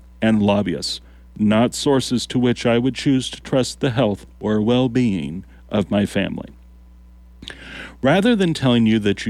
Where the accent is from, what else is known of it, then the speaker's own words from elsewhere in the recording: Lincoln, Nebraska, United States; I am from Lincoln. While I've heard that Nebraska isn't for everyone